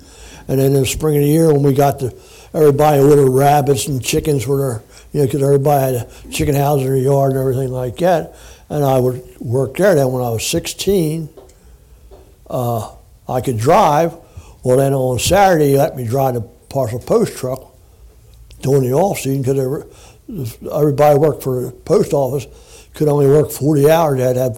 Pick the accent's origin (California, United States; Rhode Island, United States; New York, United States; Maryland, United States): Maryland, United States; Havre de Grace; born and raised on Stoke Street, and Dr. Steiner, doctor in Havre de Grace, delivered all of us, the six of us.